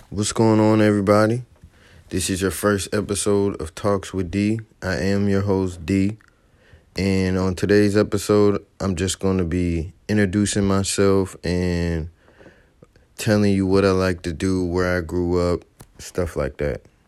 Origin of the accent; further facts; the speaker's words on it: Fayetteville, North Carolina, United States; also born or lived in New Jersey; I was born in New Jersey, moved from there to Fayetteville, North Carolina, when I was about four years old, twenty-seven now.